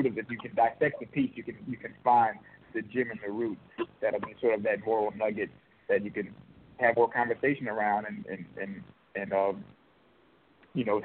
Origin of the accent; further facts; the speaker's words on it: New Orleans, Louisiana, United States; I'm actually from New Orleans